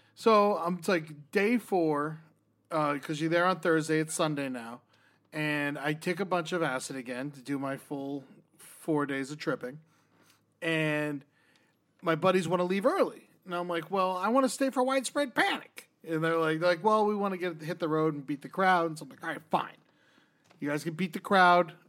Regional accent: Florida, United States; I grew up in Florida

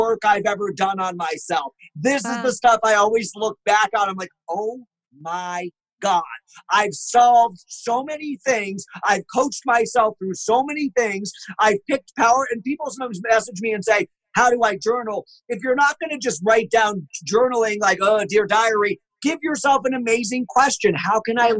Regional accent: United States; also born or lived in Massachusetts / Connecticut; I am from Connecticut and Massachusetts and spent lots of time in New York City

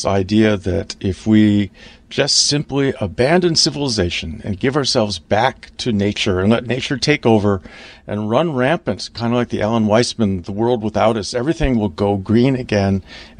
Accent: Pacific Northwest, United States; Well, I come from the Pacific Northwest

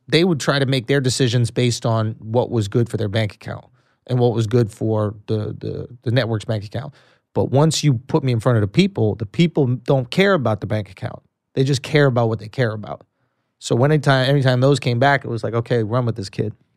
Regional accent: New York City, New York, United States; I grew up in New York City

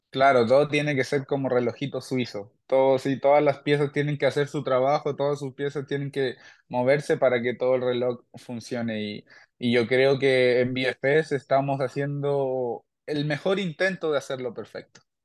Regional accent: Chile; mi gente chilena

